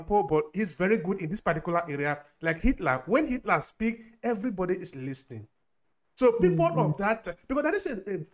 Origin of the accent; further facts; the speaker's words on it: Nigeria; we are both from Nigeria